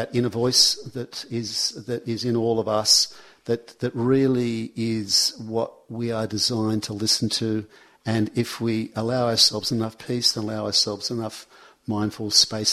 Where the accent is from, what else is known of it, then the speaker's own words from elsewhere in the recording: Sydney, New South Wales, Australia; also born or lived in Manly; I moved out when I was 18 years old. I moved from Brookvale into Manly.